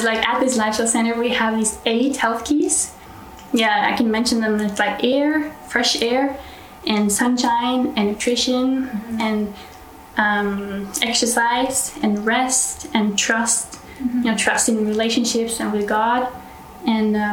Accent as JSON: {"language": "English", "country": "Norway", "said": "I'm from Norway, so northern part of Europe"}